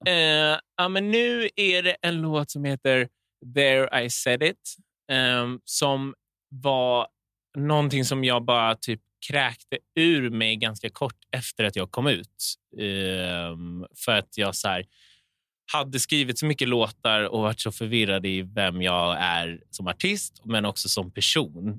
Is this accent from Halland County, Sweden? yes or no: no; Åkersberga, Stockholm County, Sweden; Jag är från Åkersberga, norr om mm. Stockholm